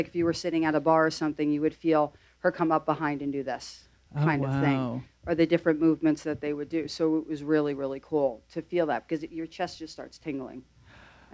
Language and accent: English; New Jersey, United States; I'm from Jersey